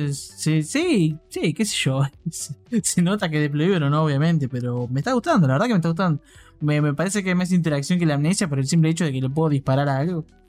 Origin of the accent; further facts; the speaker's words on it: Argentina; mi sangre argentina